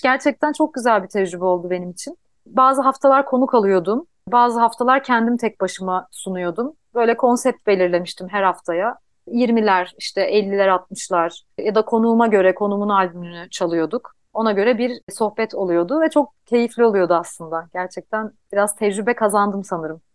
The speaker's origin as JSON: {"language": "Turkish", "region": "Istanbul", "country": "Turkey", "tie": "born or raised there", "also_born_or_lived": "Yalova", "said": "ben aslında ilkokulu İstanbul'da okudum ama liseyi Yalova'da okudum. Ben e, Yalovalıyım iki taraftan da anne babadan da."}